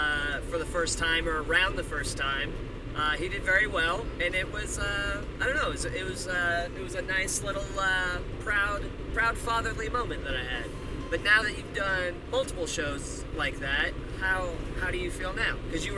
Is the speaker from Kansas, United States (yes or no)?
yes; Wichita, Kansas, United States; moved away as an adult; now in Chicago, United States; I grew up in Wichita, Kansas